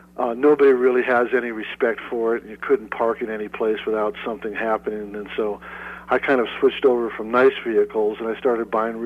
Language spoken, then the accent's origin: English; Chicago, Illinois, United States; moved away as an adult; also born or lived in Tucson, Arizona; now in Winslow, United States; I'm from the North Shore of Chicago.